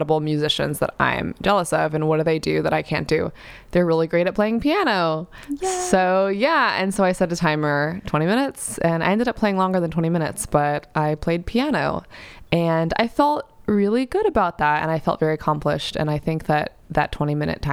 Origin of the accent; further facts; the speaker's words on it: New York City, New York, United States; I grew up in New York City